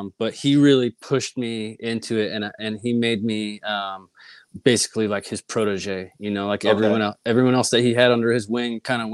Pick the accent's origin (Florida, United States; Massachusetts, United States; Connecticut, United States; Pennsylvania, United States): Connecticut, United States; moved away as an adult; also born or lived in Boston / California; I grew up in Connecticut, small town